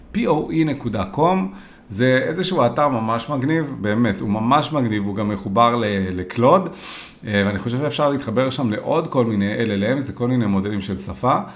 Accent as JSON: {"language": "Hebrew", "country": "Israel"}